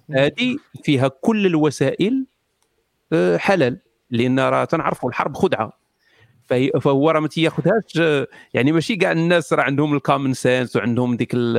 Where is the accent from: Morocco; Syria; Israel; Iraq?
Morocco; انا مغربي